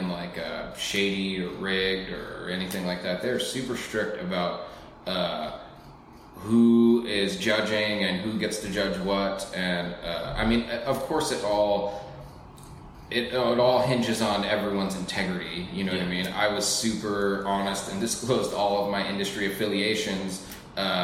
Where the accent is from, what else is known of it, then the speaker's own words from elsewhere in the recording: Alaska, United States; I grew up here in Alaska